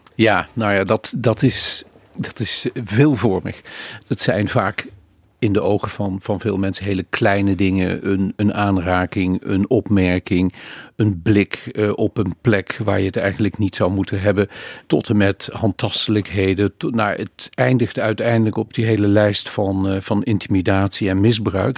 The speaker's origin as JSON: {"language": "Dutch", "town": "Maastricht", "region": "Limburg", "country": "Netherlands", "said": "Ik kom uit Maastricht, dat hoor je wel."}